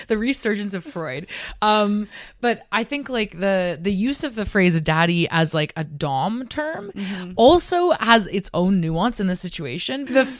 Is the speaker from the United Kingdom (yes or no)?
no; Canada; moved away as an adult; now in Amsterdam, Netherlands; I'm from Canada